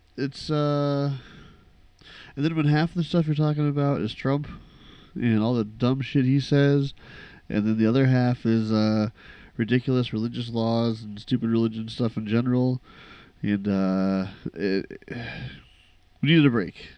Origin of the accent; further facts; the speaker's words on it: Midwest, United States; we grew up in the Midwest